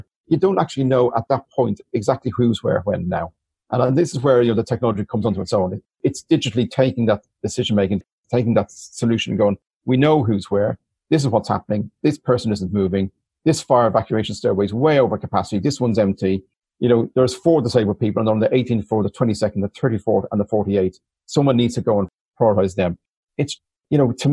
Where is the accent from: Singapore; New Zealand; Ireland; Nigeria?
Ireland; Dublin, Leinster; I'm from Dublin, from Mauritania in particular, where when I was 11, we had 48 neighbors die in the Stardust fire